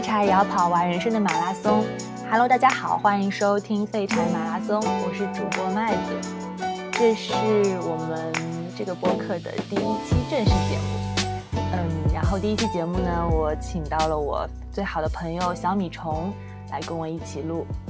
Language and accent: Chinese; China; 我们中国人谈恋爱都要讲姻缘